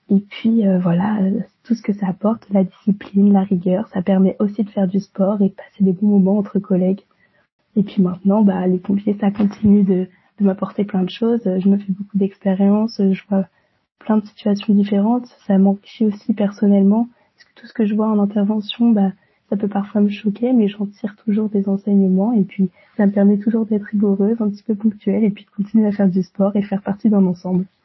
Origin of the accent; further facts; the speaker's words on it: Orléans, Centre-Val de Loire, France; moved away as an adult; now in Rennes, France; je viens d'Orléans, j'ai eu un bac ES euh, à Orléans et ensuite j'ai décidé de poursuivre mes études à Rennes en licence de droit et sciences politiques.